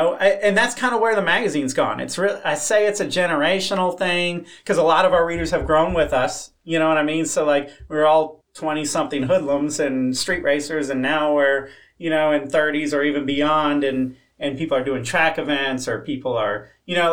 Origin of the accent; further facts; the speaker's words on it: Florida, United States; I grew up in Florida